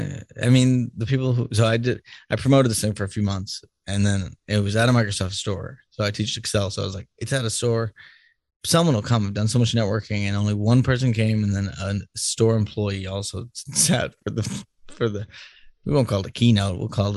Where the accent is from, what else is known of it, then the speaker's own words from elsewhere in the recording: Ireland; It's because I'm Irish.